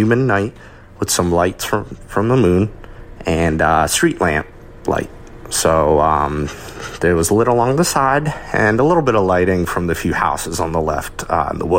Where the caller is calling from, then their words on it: Maryland, United States; I'm calling from Maryland